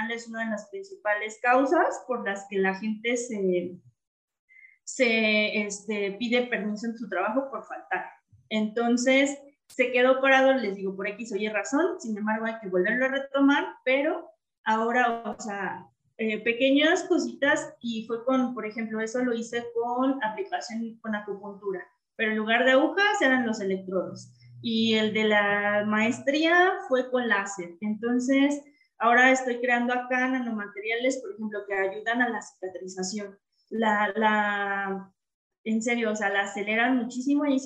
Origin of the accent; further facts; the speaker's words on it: Mexico City, Mexico; moved away as an adult; now in León, Mexico; yo soy de la Ciudad de México Em, y tengo tres años viviendo aquí en León. Precisamente me mudé por la, plaza que se, se abrió aquí de profesor investigador en La Salle.